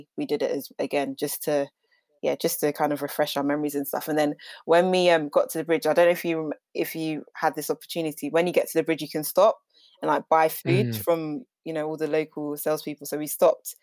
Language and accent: English; Volta, Ghana; I'm originally from Ghana, the Volta region.